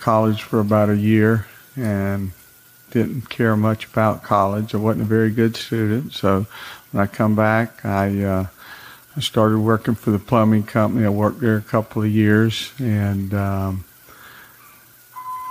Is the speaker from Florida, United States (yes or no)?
yes; the Glades, Florida, United States; also born or lived in West Palm Beach, Florida; I was from the Glades, knew a lot of people in the sod business